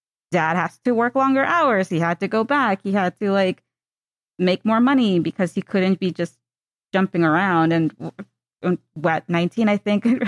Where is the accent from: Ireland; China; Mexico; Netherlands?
Mexico; moved away; I'm from Mexico, and I go to Mexico a lot